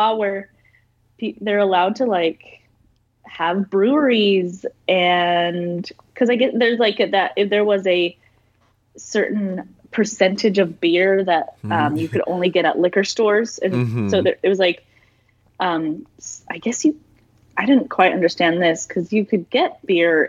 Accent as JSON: {"language": "English", "town": "Salt Lake City", "region": "Utah", "country": "United States", "said": "I'm from Salt Lake City"}